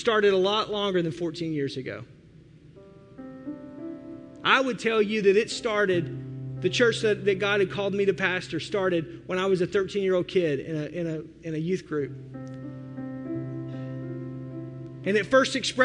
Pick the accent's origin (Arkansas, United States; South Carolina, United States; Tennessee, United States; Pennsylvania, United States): Arkansas, United States; Fort Smith; moved away as an adult; now in Milwaukee, United States; That's Fort Smith. That's my hometown. I grew up in a state, Arkansas